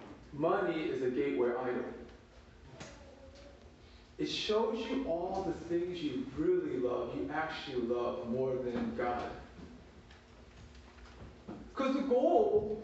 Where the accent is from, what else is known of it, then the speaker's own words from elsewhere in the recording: Baltimore, Maryland, United States; moved away as an adult; now in Atlanta, United States; When I was growing up in Baltimore City